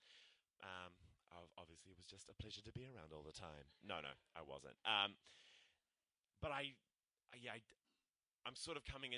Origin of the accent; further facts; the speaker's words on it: Christchurch, Canterbury, New Zealand; now in Auckland, New Zealand; I'm from Christchurch